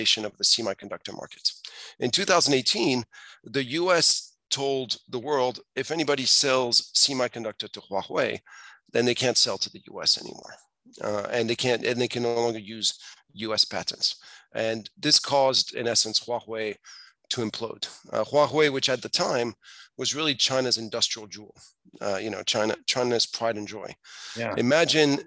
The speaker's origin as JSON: {"language": "English", "country": "France", "tie": "born or raised there", "also_born_or_lived": "Asia / Hong Kong", "moved": "as an adult", "said": "I grew up in France. I moved to Asia in the mid-90s"}